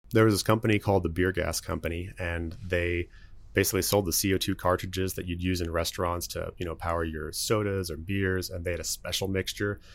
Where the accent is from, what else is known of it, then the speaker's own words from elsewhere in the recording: Dallas, Texas, United States; also born or lived in Lubbock; I am from Dallas. Actually, been here all but one year of my life